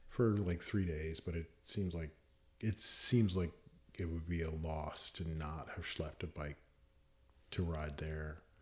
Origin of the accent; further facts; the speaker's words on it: Virginia Beach, Virginia, United States; I grew up in Virginia Beach